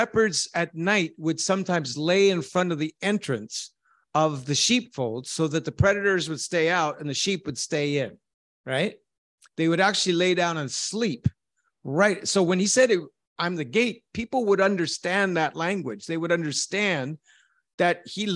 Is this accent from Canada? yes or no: yes; Canada; I am a shepherd from Canada.